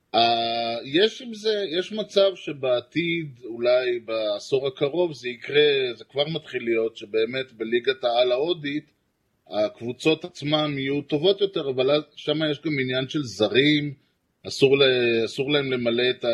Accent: Rehovot, Central District, Israel; אני גדלתי ברחובות

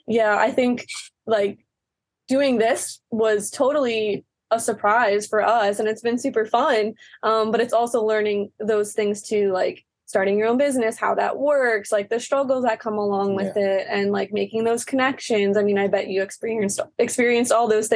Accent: Long Island, New York, United States; because for us growing up on the East Coast on Long Island, it was like, there was really nothing.

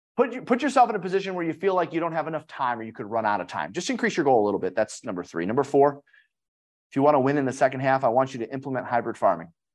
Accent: Detroit, Michigan, United States; I'm from Detroit, so we have a lot of manufacturing

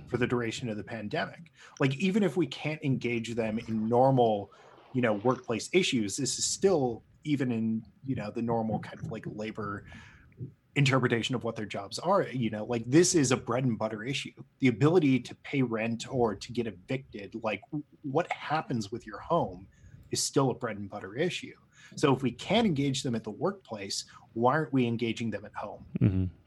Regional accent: Los Angeles, California, United States; I grew up in Los Angeles and I remember my high school basically shut down

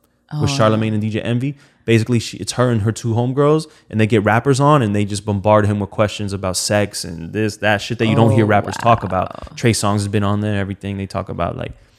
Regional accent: Miami, Florida, United States; I'm from Miami. I see beauty every single day.

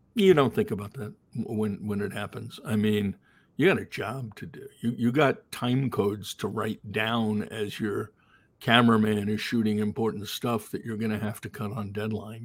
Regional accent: Greenfield, Massachusetts, United States; also born or lived in Queens, New York / Long Island, New York; when I was in fourth grade, we moved to a relatively small town in Massachusetts called Greenfield

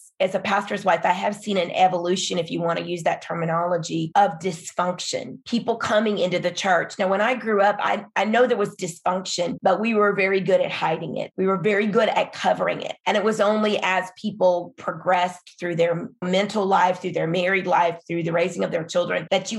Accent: Philippines; when I was growing up in the Philippines as a missionary kid

